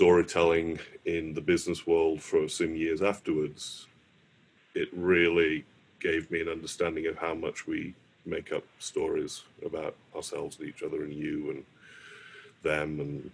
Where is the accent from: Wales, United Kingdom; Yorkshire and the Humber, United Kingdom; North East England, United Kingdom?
Yorkshire and the Humber, United Kingdom; Morley; moved away; the house I grew up back in Morley